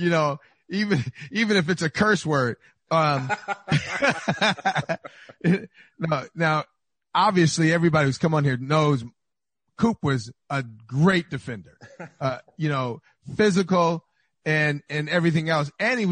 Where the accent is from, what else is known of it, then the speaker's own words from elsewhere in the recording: Inglewood, California, United States; I grew up on 118th in Maine